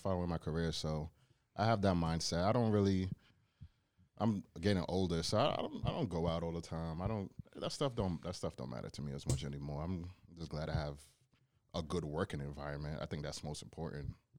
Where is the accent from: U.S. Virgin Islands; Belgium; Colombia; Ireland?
U.S. Virgin Islands; Charlotte Amalie; also born or lived in Bronx, New York / Brooklyn, New York; now in Cleveland, United States; I was raised in the Virgin Islands for eight years